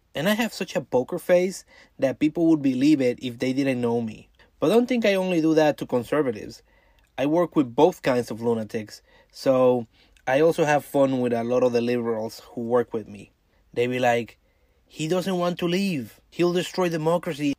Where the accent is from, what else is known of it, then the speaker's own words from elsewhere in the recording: New York, United States; my home state of New York